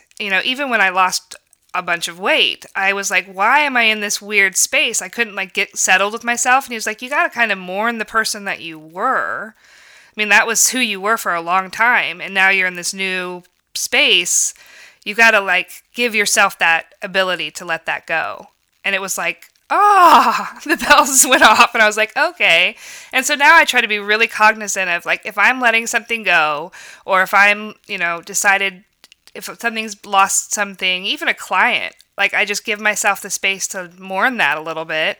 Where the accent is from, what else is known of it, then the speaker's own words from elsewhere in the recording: Lawrence, United States; And I grew up in the community. I grew up here in Lawrence and always felt like I was going to be somewhere else.